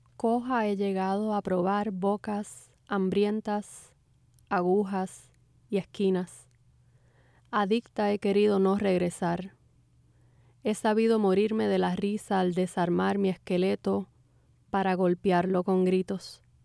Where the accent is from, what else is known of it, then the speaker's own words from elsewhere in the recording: Puerto Rico; moved away; mi experiencia como puertorriqueña migrante